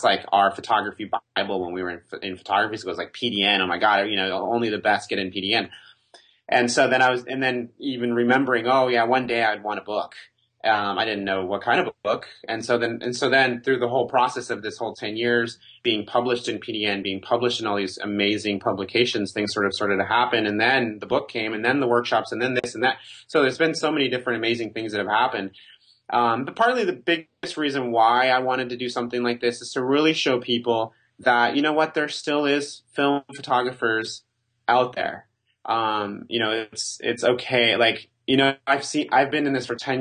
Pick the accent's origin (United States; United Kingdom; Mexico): Mexico; I was born in Mexico